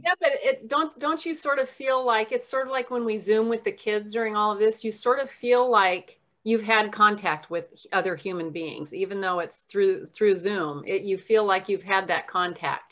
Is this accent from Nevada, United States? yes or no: yes; Southern Nevada, United States; moved away as an adult; also born or lived in Oregon; now in Kirkland, United States; I was raised in Southern Nevada